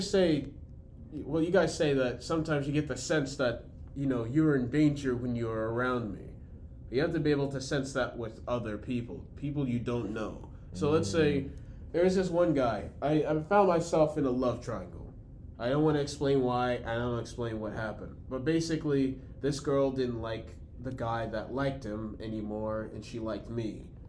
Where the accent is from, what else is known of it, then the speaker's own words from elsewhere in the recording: Brooklyn, New York, United States; Yeah, we're from Brooklyn.